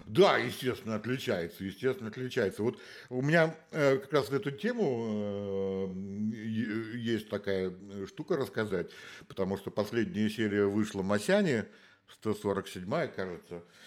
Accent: Saint Petersburg, Russia; moved away; я же из Питера

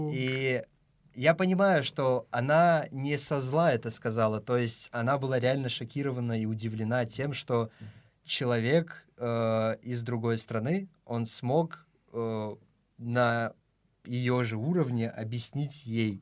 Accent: Tajikistan; now in Moscow, Russia; я из Таджикистана

